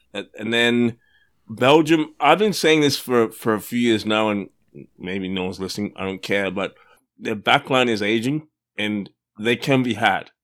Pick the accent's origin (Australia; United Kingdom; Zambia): Australia; I am Australian